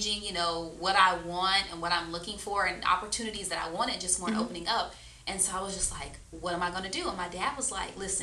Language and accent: English; Florida, United States; moved away as an adult; also born or lived in Myrtle Beach, South Carolina / Winston-Salem, North Carolina; this Florida girl